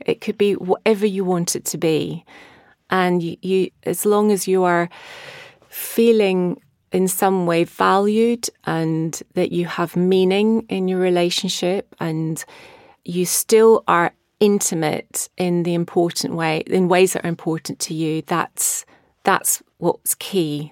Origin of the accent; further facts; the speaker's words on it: Scotland, United Kingdom; now in Brighton, United Kingdom; growing up in Scotland